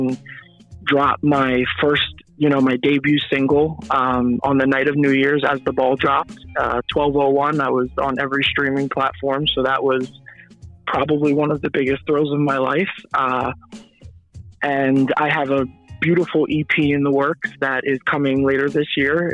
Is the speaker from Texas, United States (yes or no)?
no; Easton, Pennsylvania, United States; also born or lived in New York; I was born in New York, but I've pretty much grew up in Easton, so that's the city I'll be repping from here on out.